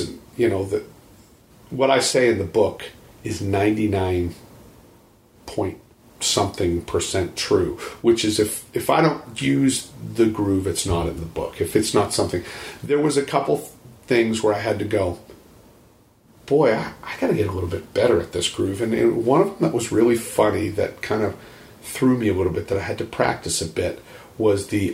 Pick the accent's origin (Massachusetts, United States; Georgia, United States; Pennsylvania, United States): Massachusetts, United States; Boston; moved away as an adult; also born or lived in Dallas, Texas; I'm originally from Boston, Massachusetts